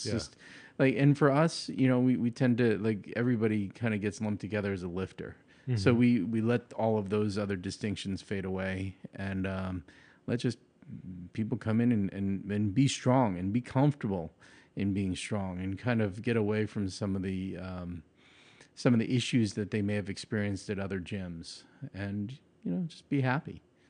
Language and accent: English; New York, United States; I grew up in, at that point where I was fighting, it was in Long Island, New York. So it was a very, very kind of singular neighborhood.